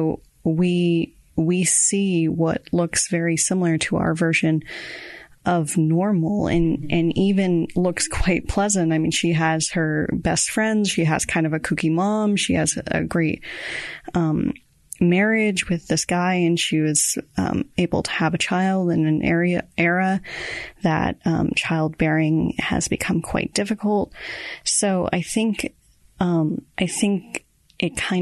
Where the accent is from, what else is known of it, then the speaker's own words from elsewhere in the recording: Boston, Massachusetts, United States; I'm from Boston